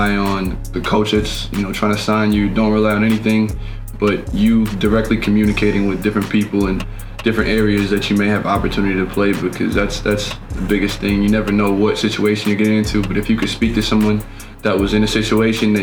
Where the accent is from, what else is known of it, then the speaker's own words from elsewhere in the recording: United States; as an American